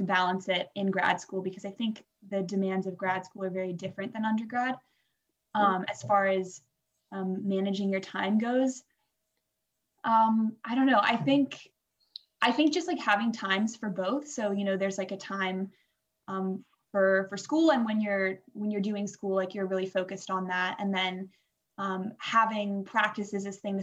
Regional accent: Washington, United States; moved away as an adult; also born or lived in Boston; now in Vancouver, Canada; I'm from the States. I went to high school in Washington

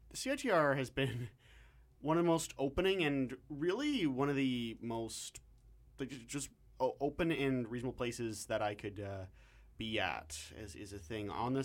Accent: London, Ontario, Canada; now in Vancouver, Canada; I came out to Vancouver from London, Ontario, which is also a college town and also has a bit of a rather slightly more debauched but definite culture there.

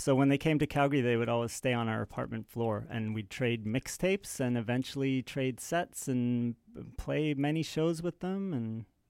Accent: Edinburgh, Scotland, United Kingdom; born there; I was born in Edinburgh, Scotland, so it was very easy.

